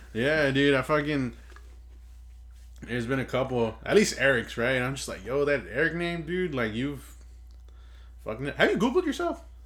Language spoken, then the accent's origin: English; Inglewood, California, United States; Inglewood. California, man. Fucking grew up here. I was born in Sentinel Hospital